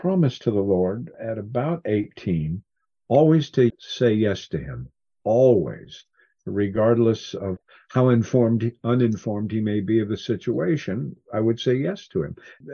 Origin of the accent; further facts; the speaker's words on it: Cascade Mountains in Washington, United States; I grew up in the Cascade Mountains in Washington